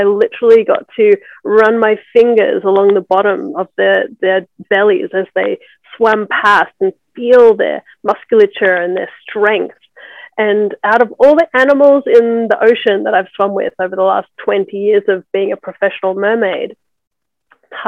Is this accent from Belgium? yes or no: no; Australia; moved away as an adult; also born or lived in Byron Bay, Australia; now in Los Angeles, United States; I'm in Los Angeles. I've been here for the last 11 years, but I grew up mainly in Australia.